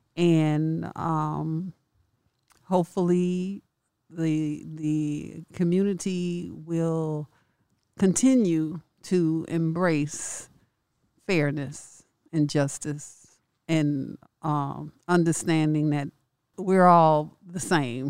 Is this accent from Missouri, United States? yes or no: no; Chicago, Illinois, United States; growing up in Chicago.